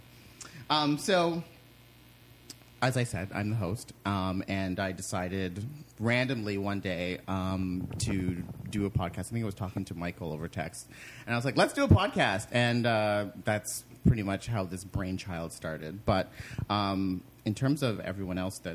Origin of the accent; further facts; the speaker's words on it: Toronto, Ontario, Canada; we're Canadian and we're from Toronto